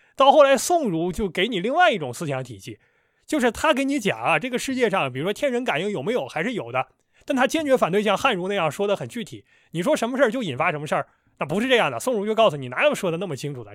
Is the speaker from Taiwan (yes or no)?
no; Northeast China, China; now in Shanghai, China; 我是一个东北人